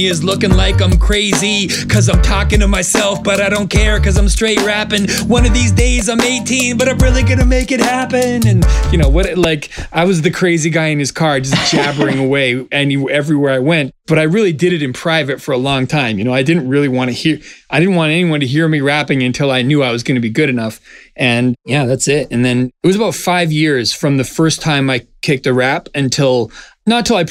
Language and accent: English; Vancouver, British Columbia, Canada; I grew up in a very supportive community. Like, I'm from Vancouver, Canada